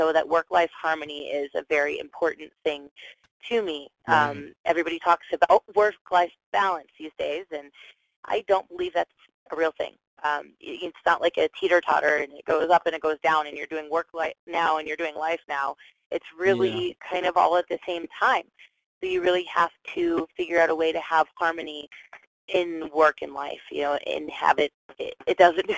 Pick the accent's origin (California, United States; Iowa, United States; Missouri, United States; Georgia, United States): Georgia, United States; Atlanta; now in Colorado, United States; I'm actually originally from Atlanta